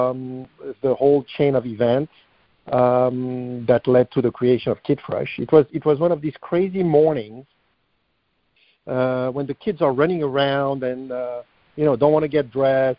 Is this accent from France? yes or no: yes; France; moved away as an adult; now in United States; I was born and raised in France